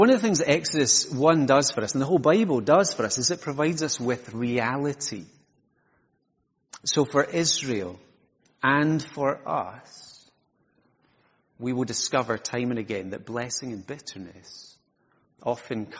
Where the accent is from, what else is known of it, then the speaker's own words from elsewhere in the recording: Isle of Skye, Scotland, United Kingdom; I'm from Skye, for those of you who haven't I met me, and because I'm from Sky, I get lots of tourist information questions